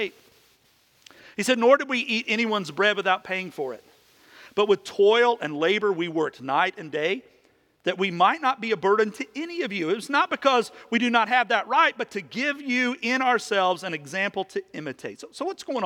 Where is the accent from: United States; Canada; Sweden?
United States; Kentucky; moved away; When I was a kid, in the little neighborhood I grew up in back in Kentucky